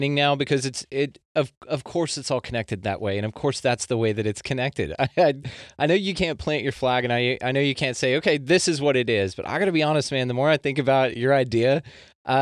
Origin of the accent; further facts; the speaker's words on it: Texas, United States; I'm a Texan